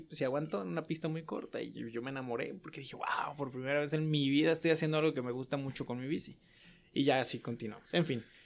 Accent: Guadalajara, Jalisco, Mexico; moved away as an adult; now in El Paso, United States; soy de Guadalajara

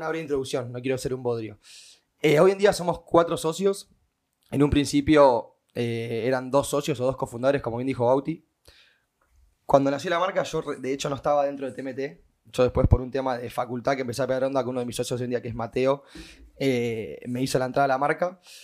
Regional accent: Mar del Plata, Buenos Aires Province, Argentina; nací en la Cámara del Plata en el 1998

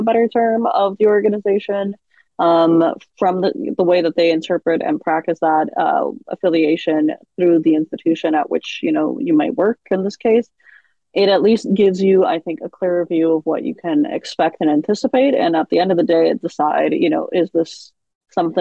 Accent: Seattle, Washington, United States; I grew up in Seattle

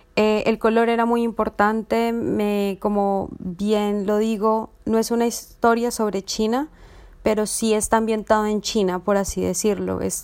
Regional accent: Colombia; soy artista visual y realizadora colombiana

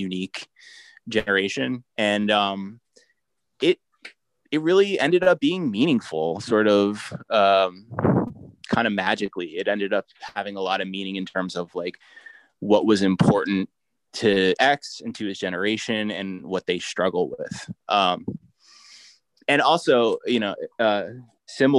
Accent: New Jersey, United States; now in Brooklyn, United States; I'm from New Jersey, so I grew up eating lots of subs

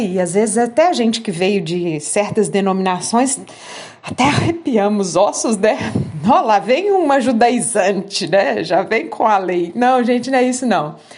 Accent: Minas Gerais, Brazil; Lá em Minas Gerais, né, na minha terrinha

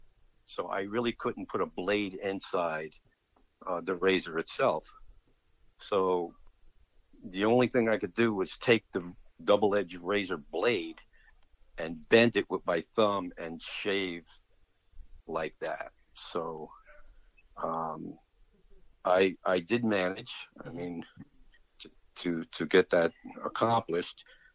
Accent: Jersey City, New Jersey, United States; also born or lived in Millville, New Jersey; I was born in Jersey City on December 26, 1946.

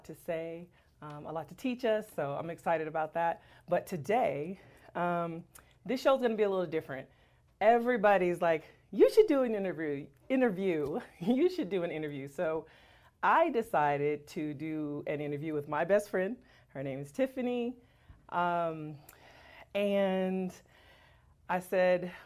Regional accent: Las Vegas, Nevada, United States; I'm from Las Vegas.

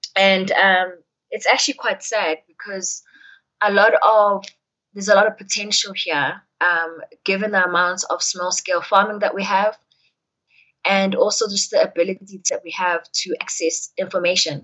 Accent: Durban, KwaZulu-Natal, South Africa; moved away as an adult; now in Johannesburg, South Africa; growing up in Durban. Like when I moved from Durban to come here

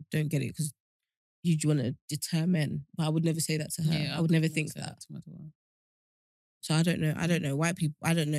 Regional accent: Essex, East of England, United Kingdom; I'm from Essex. I'm talking about where I'm from.

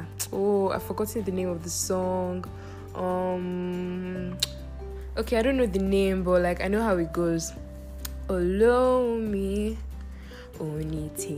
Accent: Nigeria; also born or lived in Bonny Island, Rivers State / Ogun State / Lagos; Yes, I was born in Nigeria. I was born in Bonny Island, Rivers State, Nigeria.

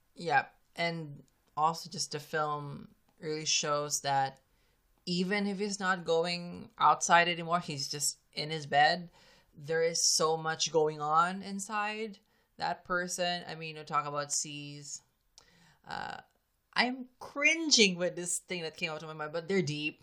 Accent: Philippines; I'm a Filipino

